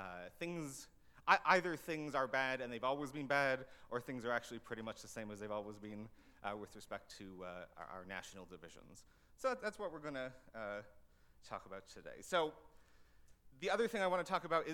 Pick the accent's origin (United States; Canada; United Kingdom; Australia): Canada; as a Canadian